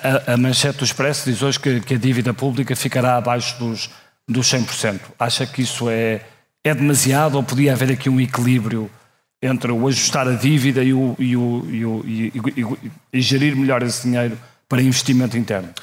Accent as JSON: {"language": "Portuguese", "town": "Porto", "region": "Norte", "country": "Portugal", "tie": "born or raised there", "said": "nasci no Porto em 1976"}